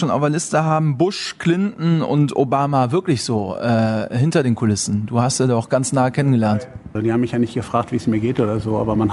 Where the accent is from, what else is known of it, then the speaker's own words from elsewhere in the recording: Gelsenkirchen, North Rhine-Westphalia, Germany; born there; Ich bin nämlich in Gelsenkirchen geboren.